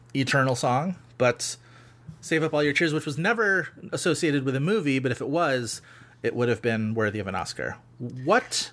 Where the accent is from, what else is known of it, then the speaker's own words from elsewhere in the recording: Buffalo, New York, United States; I'm from fucking Buffalo